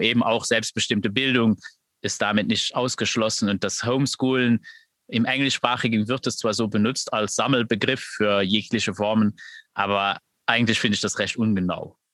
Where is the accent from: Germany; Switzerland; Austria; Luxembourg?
Luxembourg; ich bin aus Luxemburg